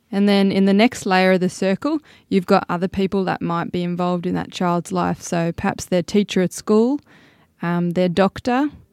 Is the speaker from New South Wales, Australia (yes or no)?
yes; Sydney, New South Wales, Australia; moved away as an adult; now in Tennant Creek, Australia; I'm originally from Sydney.